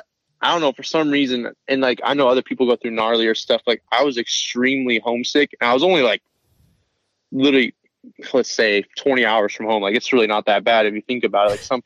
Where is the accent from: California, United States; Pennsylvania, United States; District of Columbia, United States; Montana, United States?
Montana, United States; moved away as an adult; I'm from Montana